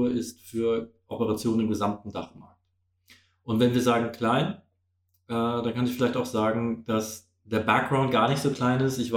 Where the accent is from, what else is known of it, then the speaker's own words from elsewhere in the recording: Germany; now in Vienna, Austria; Ich bin äh, Deutscher, seit zwei Jahren in Wien, zweieinhalb vielmehr. Ich bin hier äh, Anfang 2019 hergekommen